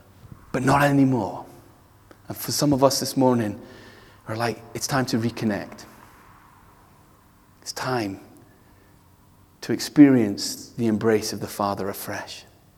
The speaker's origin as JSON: {"language": "English", "country": "India", "tie": "born or raised there", "said": "Some of you know I grew up in India, and that's why I named my daughter India."}